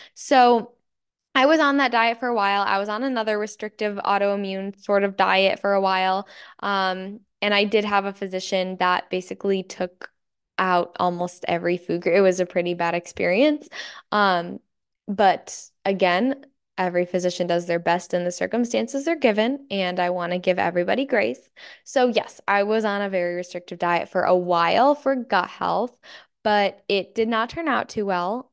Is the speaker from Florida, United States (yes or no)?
no; Michigan, United States; I'm from Michigan and it is very cloudy and dreary and dark